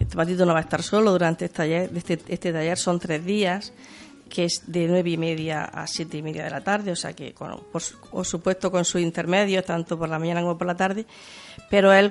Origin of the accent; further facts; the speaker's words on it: Spain; si hago esto fuera de España, ...porque no lo voy a hacer en mi tierra?